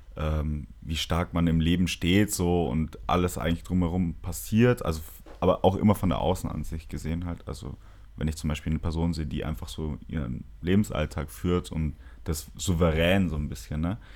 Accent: Nuremberg, Bavaria, Germany; bei uns in Nürnberg

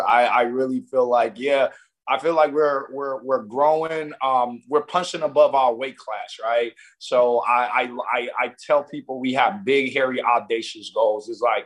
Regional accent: Nigeria; I'm Nigerian, so I combine the you know, CannaBSC is like KBSC, and that means king where I'm from, and cannabis.

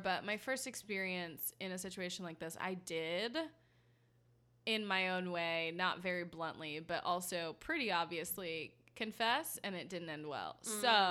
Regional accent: United States; I'm American trash.

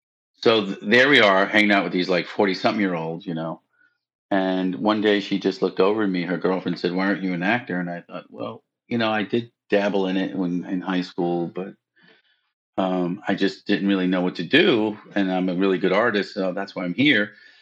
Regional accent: Brooklyn, New York, United States; accent: Brooklyn; Because I was from Brooklyn, so she made fun of me a little bit.

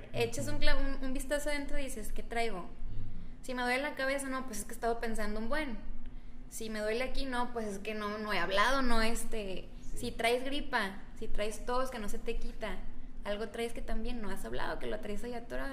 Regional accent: Cuauhtémoc, Mexico; yo soy de Cuauhtémoc. Mi papá es como el médico del pueblo, siempre fue el médico del pueblo. Entonces yo desde chiquita veía el desfiladero de gente

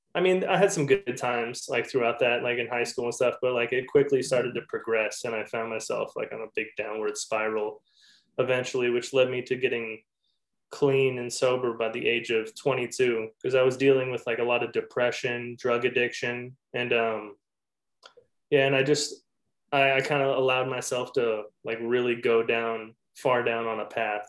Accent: Manhattan Beach, California, United States; I grew up over in Manhattan Beach area

